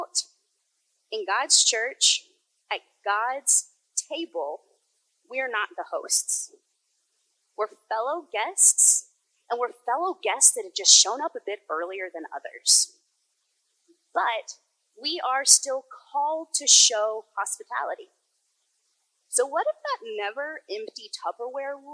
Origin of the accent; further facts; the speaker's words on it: the South, United States; growing up in the South